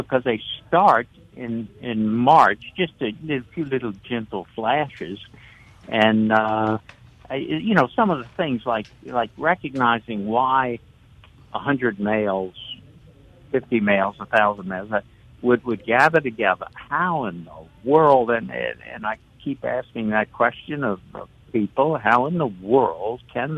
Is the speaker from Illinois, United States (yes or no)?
no; New Orleans, Louisiana, United States; moved away as an adult; now in Covington, United States; I grew up in New Orleans